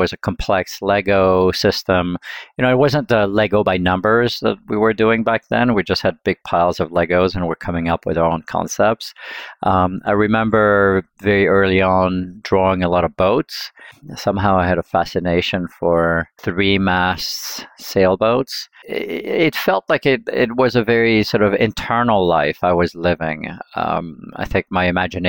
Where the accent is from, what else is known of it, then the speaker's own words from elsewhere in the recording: Lausanne, Vaud, Switzerland; now in California, United States; I grew up in Switzerland in a small town called Lausanne.